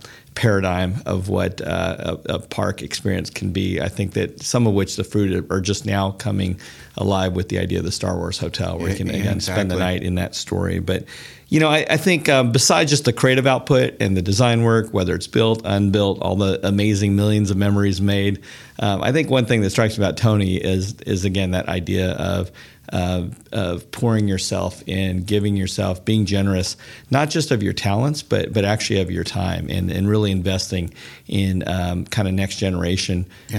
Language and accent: English; Bavaria, Germany; this Bavarian Alpine Christmas that I recall from growing up in Germany in the Alps as a military brat.